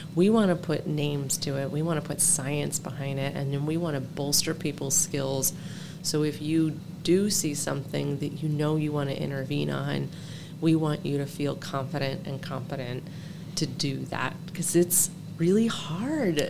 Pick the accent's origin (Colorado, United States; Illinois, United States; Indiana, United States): Colorado, United States; Denver; I'm from Denver, Colorado.